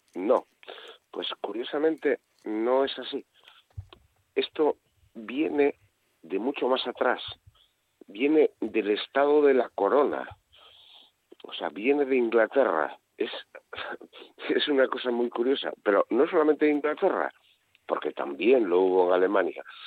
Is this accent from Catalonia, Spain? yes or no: no; Asturias, Spain; yo soy asturiano